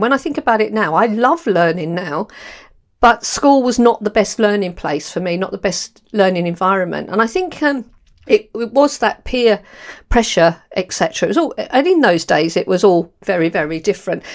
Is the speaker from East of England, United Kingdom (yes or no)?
no; London, United Kingdom; accent: London; moved away; also born or lived in Borehamwood, Hertfordshire; I was born, um, in Camberwell, actually, in London, and then we moved to the Edinburgh and Castle. So, I've got a real London accent